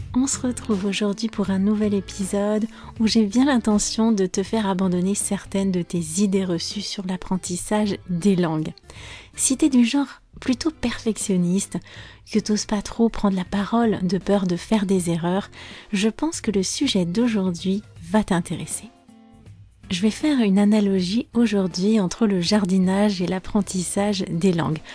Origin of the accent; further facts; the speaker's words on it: France; je suis française